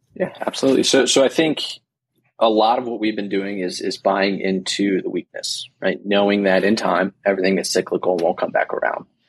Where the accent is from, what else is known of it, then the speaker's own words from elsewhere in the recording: New Jersey, United States; I grew up in New Jersey